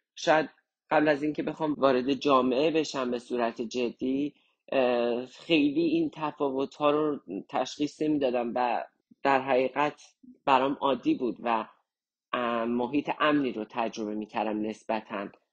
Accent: Kermanshah, Kermanshah Province, Iran; moved away as an adult; also born or lived in Tehran; now in Canada; زمان جنگ تهران ما کرماشا زندگی میکنیم و کرماشا یک سال آخر جنگ

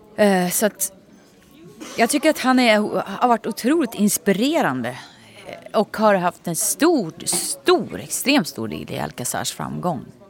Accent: Nyköping, Södermanland, Sweden; moved away; jag kommer från Nyköping

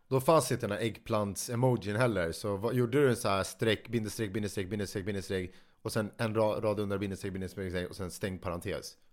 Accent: Sweden; vi svenskar

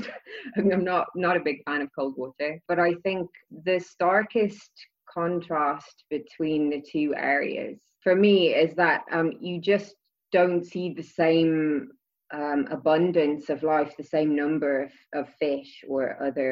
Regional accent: Dublin, Leinster, Ireland; also born or lived in South Wales; I'm from Dublin, sort of. I grew up in South Wales for part of my childhood, but then spent most of my teenage years in Dublin

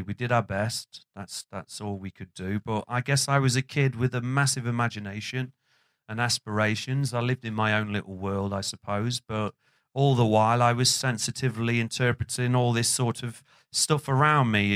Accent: Burton upon Trent, West Midlands, United Kingdom; the area that I grew up in, which was a housing estate called Windsor

